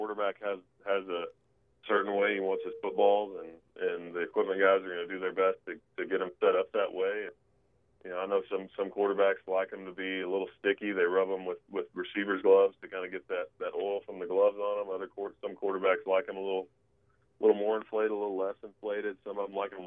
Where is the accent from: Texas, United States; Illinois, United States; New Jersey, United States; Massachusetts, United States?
Texas, United States; also born or lived in New Orleans; I'm from Texas